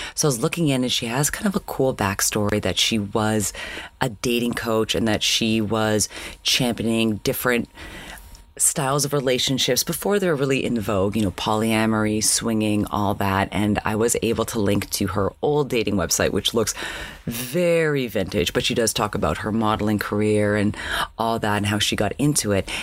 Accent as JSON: {"language": "English", "country": "Canada", "moved": "as an adult", "lives_now": "United States", "said": "as a Canadian"}